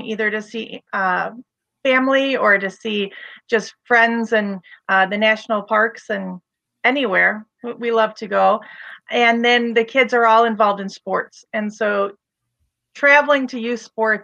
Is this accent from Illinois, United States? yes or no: yes; Waukegan, Illinois, United States; also born or lived in Wadsworth; I'm originally from Wadsworth and Waukegan. That's where I spent my elementary school and high school years and post-high school.